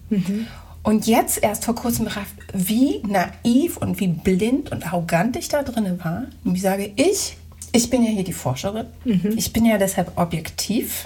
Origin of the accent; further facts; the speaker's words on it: Germany; moved away; ich ja Kartoffel bin